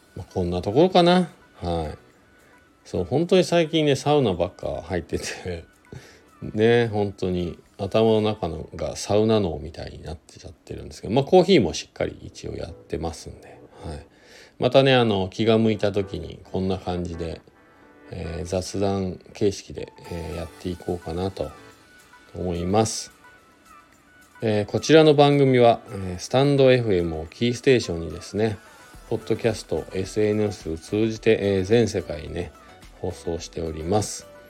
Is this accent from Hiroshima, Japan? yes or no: no; Shizuoka, Japan; now in Hakuba, Japan; 静岡地元が静岡なんですけど帰って